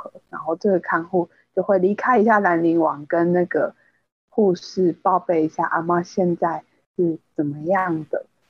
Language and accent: Chinese; Taiwan; 身为台湾人，直播应该是一件很尴尬的事情。